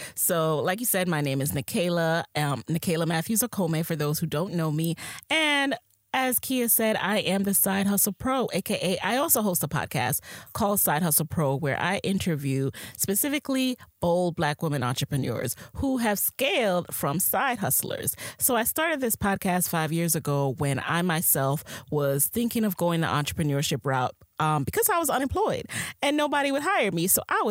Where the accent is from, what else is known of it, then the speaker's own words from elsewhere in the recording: Jamaica; I am a Jamaican queen who is a side hustler by nature.